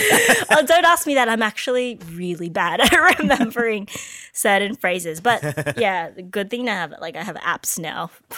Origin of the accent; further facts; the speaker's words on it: Australia; also born or lived in Philippines; growing up in Australia, people don't really understand like what the Filipino culture is all about. And I grew up with a lot of Aussie friends who just didn't understand my life.